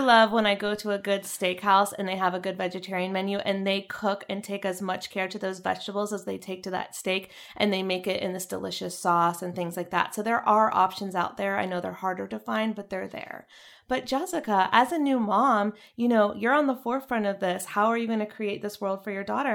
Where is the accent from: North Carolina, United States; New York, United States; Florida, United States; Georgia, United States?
North Carolina, United States; moved away; I was from North Carolina